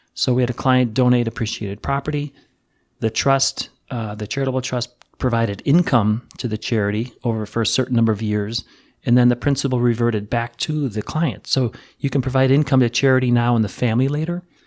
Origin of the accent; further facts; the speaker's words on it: Chicago, Illinois, United States; I'm from the Chicago area